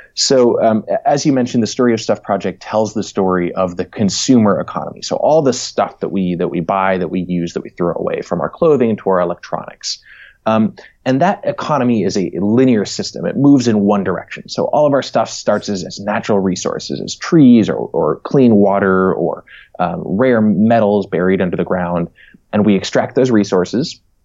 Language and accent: English; New Hampshire, United States; moved away as an adult; also born or lived in New York City; now in Berkeley, United States; I'm originally from the East Coast, from New England. Uh, grew up in New Hampshire